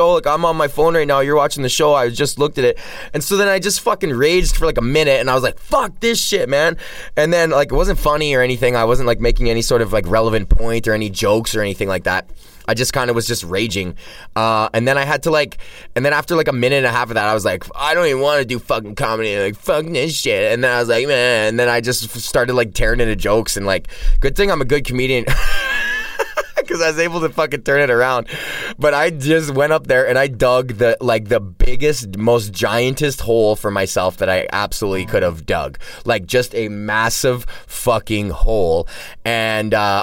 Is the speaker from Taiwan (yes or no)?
no; Alberta, Canada; I'm from Alberta